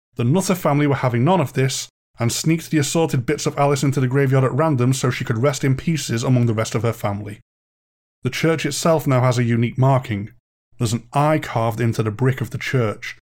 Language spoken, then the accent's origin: English; Ormskirk, North West England, United Kingdom; I was born and raised in Ormskirk